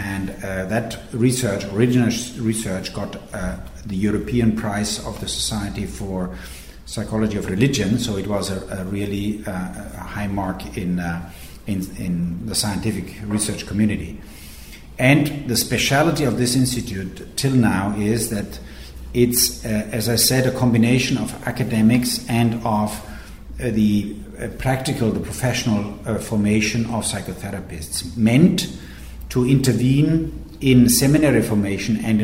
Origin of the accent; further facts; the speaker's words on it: Regensburg, Bavaria, Germany; moved away as an adult; now in Rome, Italy; Yeah, I grew up in Regensburg, in the center of Bavaria, in the south of Germany